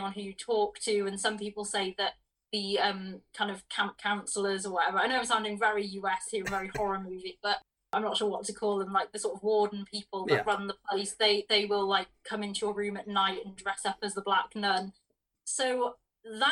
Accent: Wales, United Kingdom; I come from Wales, and when you're a kid in Wales, you get to go on a trip

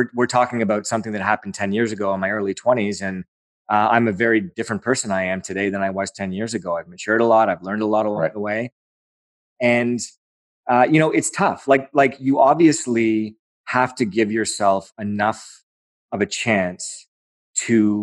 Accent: Aurora, Ontario, Canada; that's my hometown

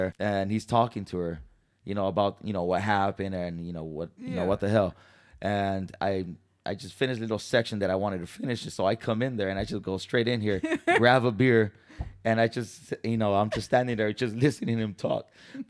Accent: San Diego, California, United States; moved away; I'm from Cali, so I'm from San Diego

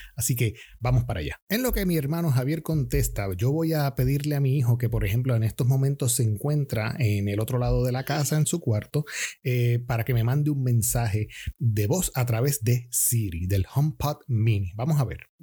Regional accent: Puerto Rico; soy puertorriqueño

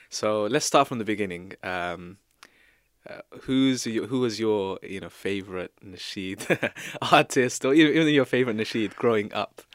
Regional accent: England, United Kingdom; we here as people i, in Britain, as English people

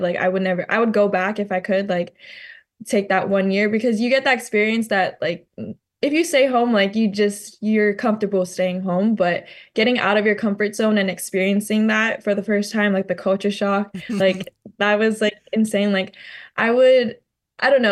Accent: Maui, Hawaii, United States; growing up on Maui

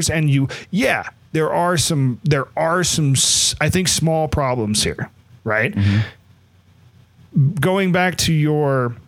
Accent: Kearney, Nebraska, United States; I grew up in Kearney

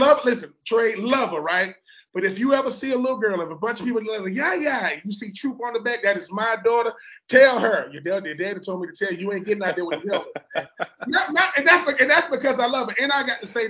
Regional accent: Georgia, United States; I'm from Georgia.

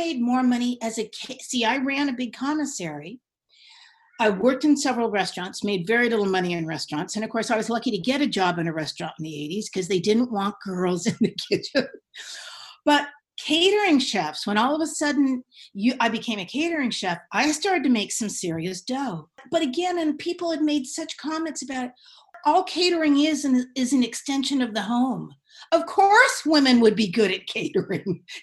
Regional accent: Marin County, California, United States; also born or lived in San Francisco / Davenport; I grew up in Marin County

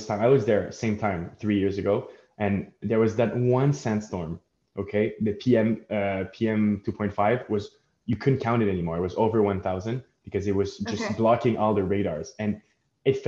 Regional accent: Montreal, Quebec, Canada; we grew up in Montreal, right, where the history is not that old

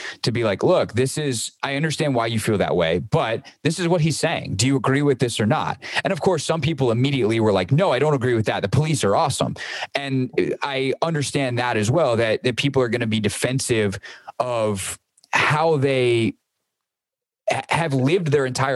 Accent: Greenville, South Carolina, United States; moved away; I grew up in the South. I grew up as a white man in Greenville, South Carolina

